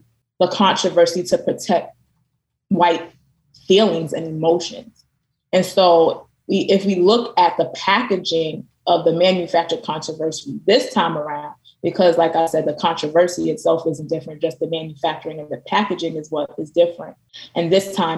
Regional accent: New York City, New York, United States; now in Philadelphia, United States; I'm from Brooklyn, New York

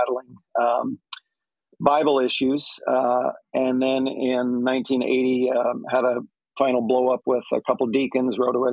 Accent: United States; I'm an American kid

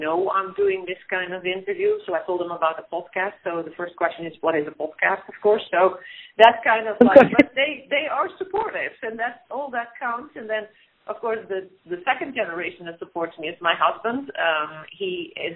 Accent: Netherlands; moved away; I grew up in the Netherlands

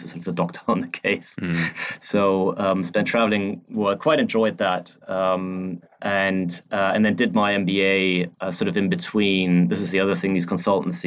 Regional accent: Germany; moved away as an adult; now in London, United Kingdom; I'm originally from Germany.

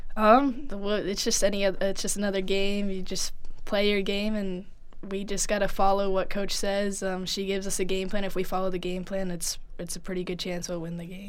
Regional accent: Humphrey, Nebraska, United States; growing up in Nebraska

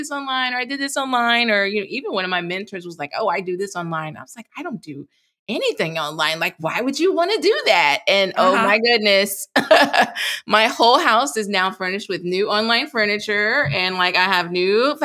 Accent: Dallas, Texas, United States; now in Memphis, United States; I'm originally from Dallas, Texas

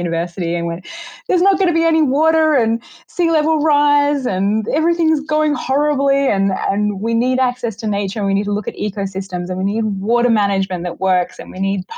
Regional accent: Australia; now in Vancouver, Canada; from Australia. I'm Australian

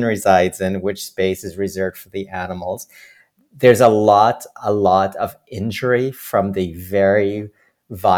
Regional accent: Trinidad & Tobago; now in Toronto, Canada; growing up in Trinidad, I remember in school

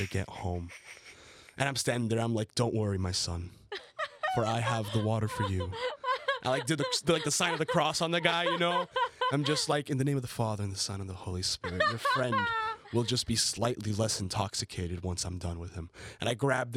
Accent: Colombia; also born or lived in United States; I grew up part of my life in the United States. Obviously, then I grew up in Colombia

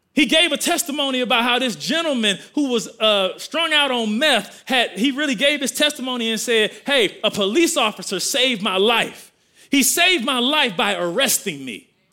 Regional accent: Milwaukee, Wisconsin, United States; I grew up in Milwaukee, Wisconsin.

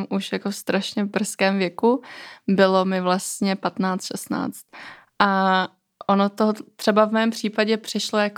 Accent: Kosovo; now in Czech Republic; pocházela z velmi tradičních um, končin, protože jsem původem z Kosova a tam prostě role um, tradic, kultury je strašně silná, třeba ve srovnání s Českem.

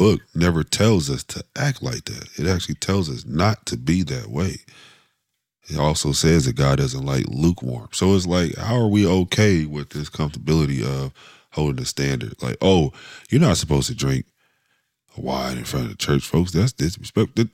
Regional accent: Dayton, Ohio, United States; moved away; also born or lived in Columbus, Ohio / Cincinnati, Ohio; I'm from Dayton, we was at a good black church there, like Baptist church, I'll say. And then when we moved to Columbus

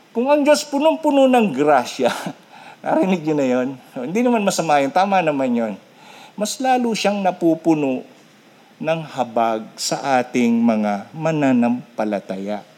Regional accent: Philippines

